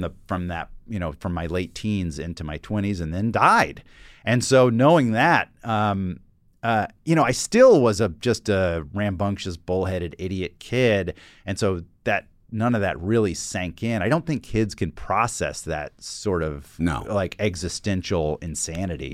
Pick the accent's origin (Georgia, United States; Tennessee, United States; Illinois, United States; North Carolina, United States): Georgia, United States; Atlanta; I grew up in Atlanta